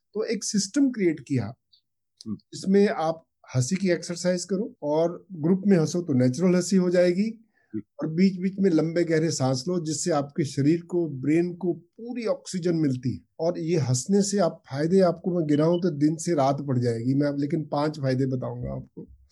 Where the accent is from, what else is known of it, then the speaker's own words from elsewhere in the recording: Ferozepur, Punjab, India; moved away as an adult; also born or lived in Amritsar / Mumbai; उन्होंने मुझे boarding school भेज दिया स्कूल में फिरोजपुर में वहाँ से मैं डिस्ट्रिक्ट में टॉप करके मेडिकल कॉलेज अमृतसर में